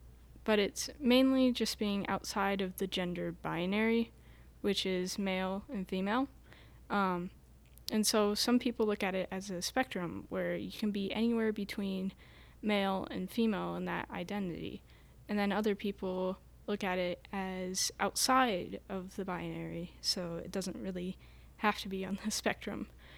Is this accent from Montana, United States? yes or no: yes; Ashland, Montana, United States; I'm from Ashland. Although, like Jorian, my sister, I've been I've gone to a lot of places in Montana.